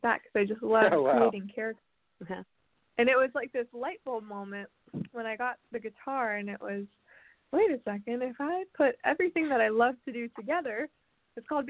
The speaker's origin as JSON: {"language": "English", "town": "Nashville", "region": "Tennessee", "country": "United States", "tie": "born or raised there", "said": "I was born and raised in Nashville, which is pretty unusual for artists"}